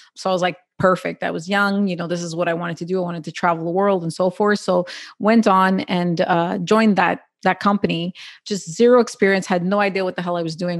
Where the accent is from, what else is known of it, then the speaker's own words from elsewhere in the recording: Quebec, Canada; I'm born and raised in Canada